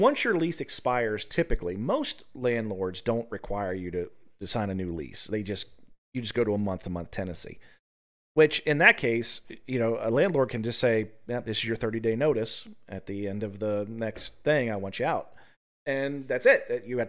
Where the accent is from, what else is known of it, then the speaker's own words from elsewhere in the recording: Appalachia, United States; So, you know, we're both from Appalachia.